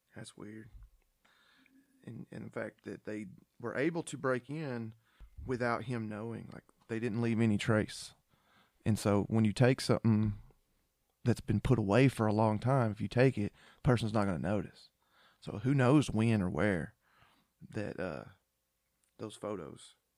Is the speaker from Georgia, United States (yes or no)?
yes; Georgia, United States; born and raised in Georgia